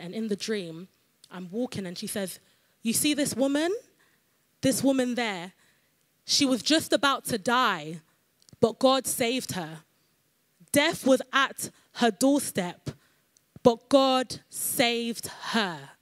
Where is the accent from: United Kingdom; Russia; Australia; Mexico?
United Kingdom; London; I'm from London